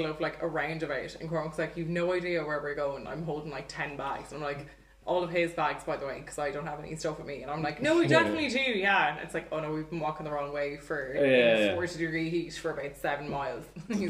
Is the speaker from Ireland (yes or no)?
yes; Galway, Connacht, Ireland; So we came from Galway, or we came from Ireland, went on our big holiday, travelled around.